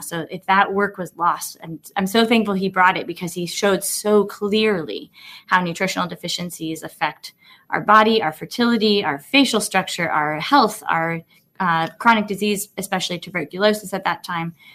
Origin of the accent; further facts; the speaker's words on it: Colorado, United States; having a primary care clinic in my hometown in Colorado